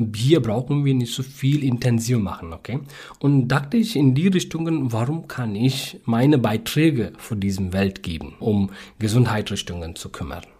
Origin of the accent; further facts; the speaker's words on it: South India, India; German is a second language; moved away as an adult; also born or lived in Bangalore, India; now in Rügen, Germany; Ja, ich komme aus Südindien in der Nähe näher von südwestlichen Küste äh, von ja. Indien.